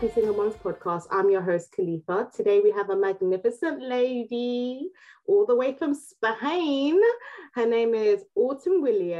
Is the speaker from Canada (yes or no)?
no; London, United Kingdom; also born or lived in Nigeria